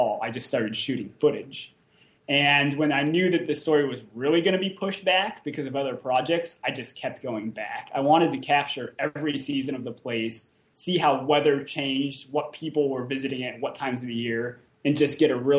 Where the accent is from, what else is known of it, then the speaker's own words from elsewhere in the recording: Southern California, United States; moved away as an adult; now in Detroit, United States; I grew up in Southern California